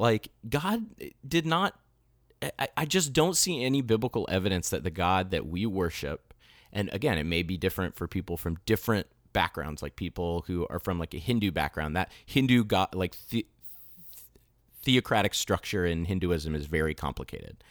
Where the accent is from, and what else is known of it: United States; also born or lived in Florida